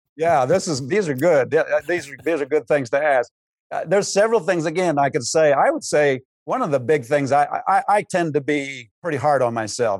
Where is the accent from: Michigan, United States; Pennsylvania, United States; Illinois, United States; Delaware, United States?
Pennsylvania, United States; moved away as an adult; now in Cedar Rapids, United States; I grew up in Pennsylvania